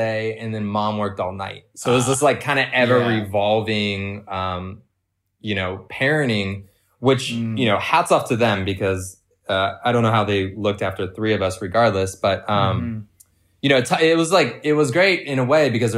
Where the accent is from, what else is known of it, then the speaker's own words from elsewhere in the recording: San Diego, California, United States; We grew up in San Diego, which was this community called Del Mar